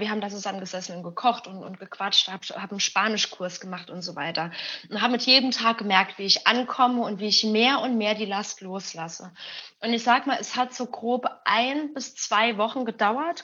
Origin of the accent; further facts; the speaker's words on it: Germany; now in Berlin, Germany; ich bin halt Mexikanerin, ich habe aber mit der Kultur leider gar nichts zu tun. Ich bin in Deutschland aufgewachsen, geboren